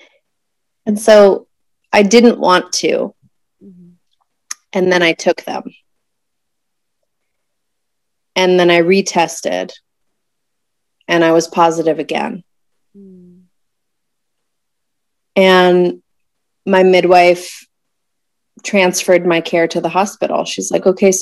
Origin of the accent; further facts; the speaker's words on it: Tucson, Arizona, United States; also born or lived in Houston, Texas; moved from Houston to Tucson, which is my hometown.